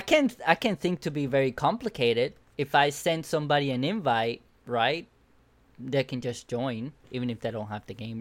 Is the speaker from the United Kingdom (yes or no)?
no; Cuba; moved away; I grew up in Cuba